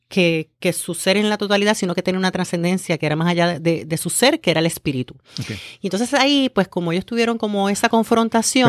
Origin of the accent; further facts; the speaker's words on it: Humacao, Puerto Rico; also born or lived in Río Piedras; vengo de Humacao, estudié en la Ana Roque de, de, Humacao